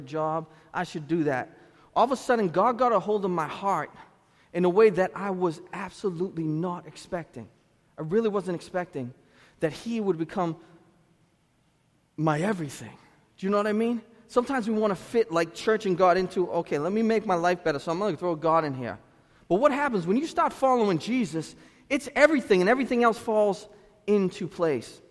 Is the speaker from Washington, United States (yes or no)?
no; Lynn, Massachusetts, United States; I'm from Lynn